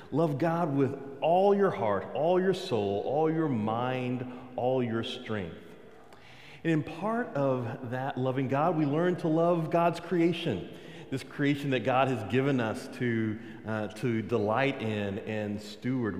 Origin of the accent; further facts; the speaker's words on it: Texas, United States; I'm from Texas